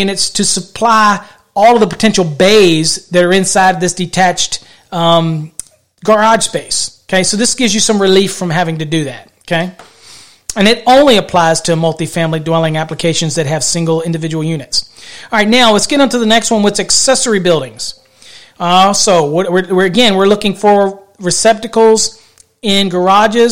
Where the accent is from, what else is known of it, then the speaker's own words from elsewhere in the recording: Virginia, United States; I'm from Virginia